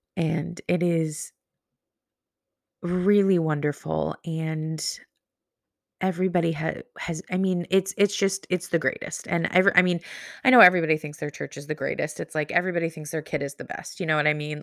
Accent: Pacific Northwest, United States; I'm from the Pacific Northwest

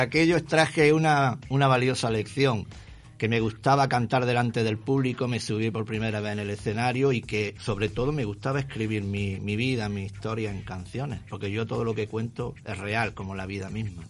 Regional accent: Granada, Andalusia, Spain; moved away as an adult; also born or lived in Buenos Aires, Argentina; now in Montevideo, Uruguay; Soy español y en este orden de Granada, Andalucía, España. Soy granaíno del sur.

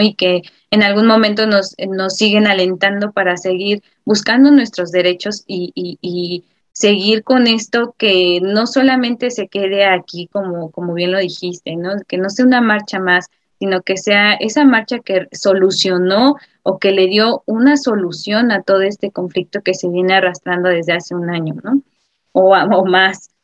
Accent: Mexico; como ciudadano y como mexicano

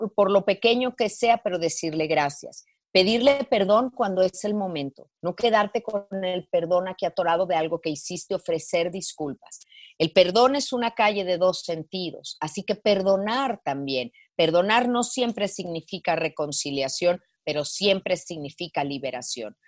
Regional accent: Mexico; mi país, eh, en México

